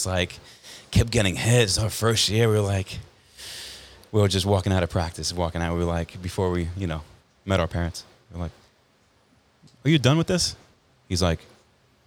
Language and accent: English; Brentwood, New York, United States; I grew up in Brentwood.